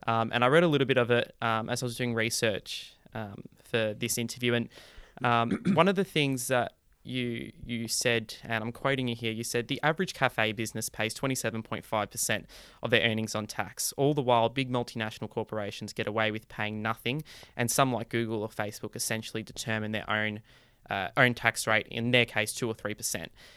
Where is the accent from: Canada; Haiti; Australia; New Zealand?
Australia; When I travel overseas and people ask me where I'm from, I say I'm Australian